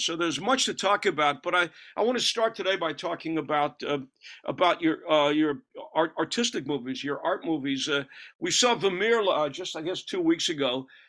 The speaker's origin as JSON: {"language": "English", "town": "New York City", "region": "New York", "country": "United States", "tie": "born or raised there", "moved": "yes", "lives_now": "Paris, France", "said": "I know when I was growing up in Brooklyn"}